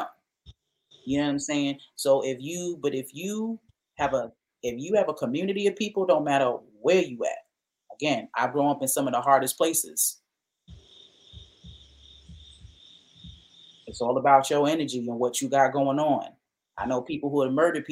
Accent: New York, United States; I'm from New York

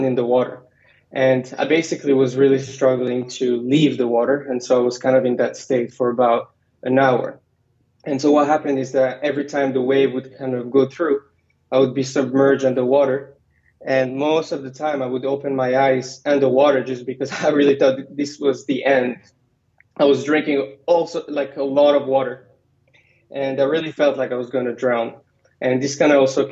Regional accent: Morocco; English is a second language; moved away as an adult; also born or lived in Virginia / San Francisco; I was born in Virginia, but I went back to Morocco when I was one and lived most of my life there. Went to a French high school

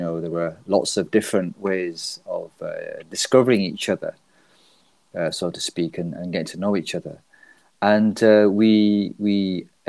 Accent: Leeds, Yorkshire and the Humber, United Kingdom; I'm from Leeds, UK

